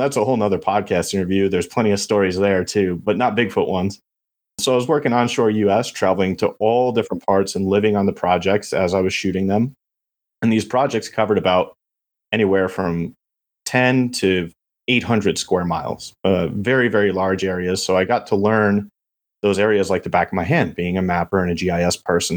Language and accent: English; Beacon, New York, United States; moved away as an adult; now in Texas, United States; I grew up in Beacon, New York, about an hour north of New York City